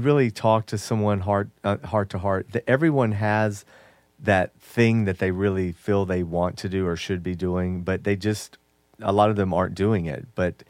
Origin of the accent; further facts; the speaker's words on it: Jamaica; Yes, I'm Jamaican.